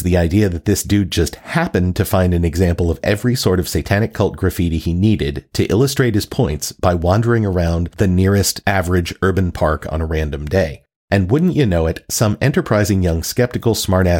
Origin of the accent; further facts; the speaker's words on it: the South, United States; I grew up in the South